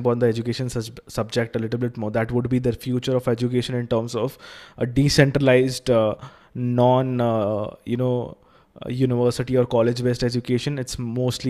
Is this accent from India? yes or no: yes; India; we as a country